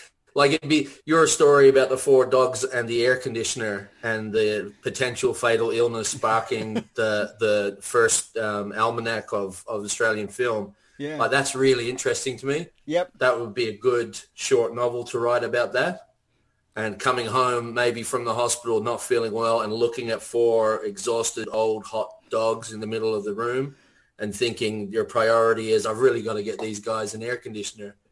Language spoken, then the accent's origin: English; Ireland; I grew up in Ireland